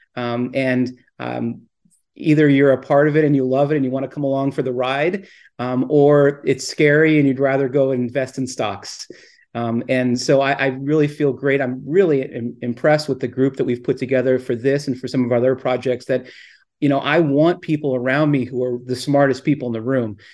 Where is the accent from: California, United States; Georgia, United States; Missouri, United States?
California, United States; Southern; I grew up in Southern California